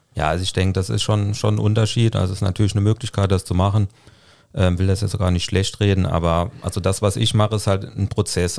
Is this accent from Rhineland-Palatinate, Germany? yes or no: no; Saarland, Germany; ich komme äh, gebürtig aus dem Saarland